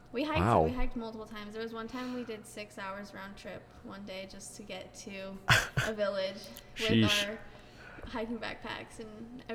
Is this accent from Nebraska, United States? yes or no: yes; Kearney, Nebraska, United States; I'm from Kearney, Nebraska.